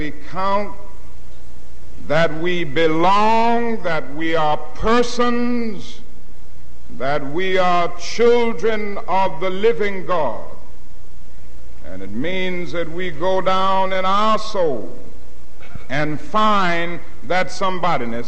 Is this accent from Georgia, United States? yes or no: yes; Atlanta, Georgia, United States; I was growing up in Atlanta, Georgia